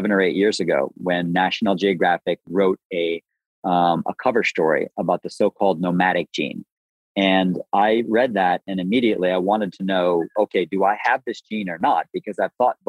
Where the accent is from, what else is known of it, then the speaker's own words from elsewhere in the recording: Buffalo, New York, United States; I grew up in the Great Lakes region. I grew up in Buffalo